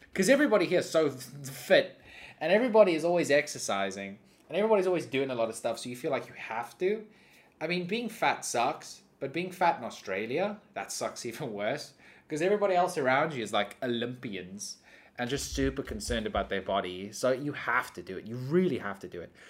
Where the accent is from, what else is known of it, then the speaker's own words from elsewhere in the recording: South Africa; I grew up in South Africa where we have warm weather all year round.